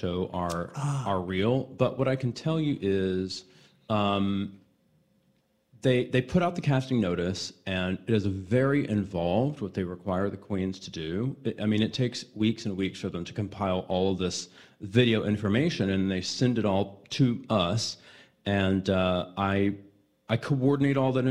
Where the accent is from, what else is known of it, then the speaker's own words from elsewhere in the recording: Houston, Texas, United States; moved away; also born or lived in Los Angeles; down in Houston in my hometown